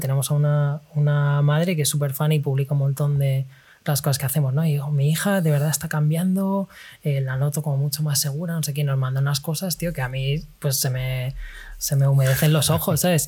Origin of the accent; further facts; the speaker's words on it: Spain; moved away as an adult; also born or lived in London; now in China; De España